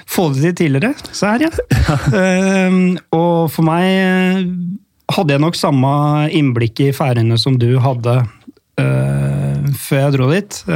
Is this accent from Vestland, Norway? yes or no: no; Lørenskog, Akershus, Norway; Jeg trente Lørenskog på den tida der, eh, i tredjevisjon. Um, ehm, det er jo hjemkommunen min, da.